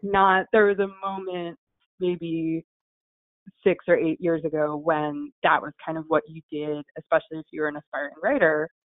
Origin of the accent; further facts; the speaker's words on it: New Jersey, United States; I'm from New Jersey